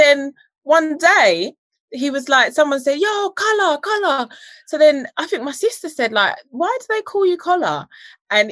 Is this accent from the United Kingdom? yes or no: yes; United Kingdom; also born or lived in Jamaica; I was British raised